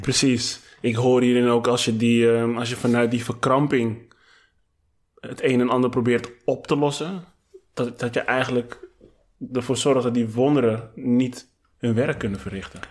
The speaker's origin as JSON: {"language": "Dutch", "town": "Amsterdam", "region": "North Holland", "country": "Netherlands", "said": "als Amsterdammer"}